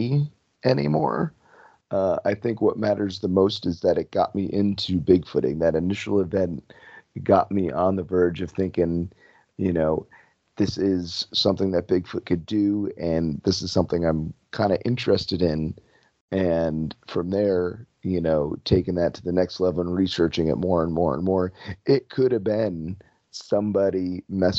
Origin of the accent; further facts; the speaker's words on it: New Jersey, United States; also born or lived in Florida; I was originally from New Jersey